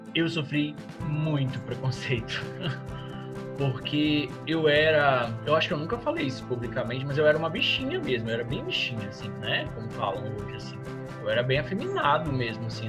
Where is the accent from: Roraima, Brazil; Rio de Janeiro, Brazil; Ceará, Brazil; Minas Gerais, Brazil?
Roraima, Brazil; Boa Vista; nasci em Boa Vista, capital do estado de Roraima